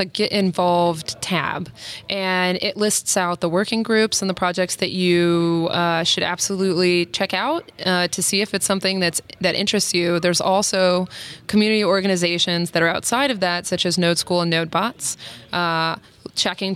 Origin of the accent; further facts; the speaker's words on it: South Carolina, United States; moved away; I grew up in South Carolina, and I moved for job opportunities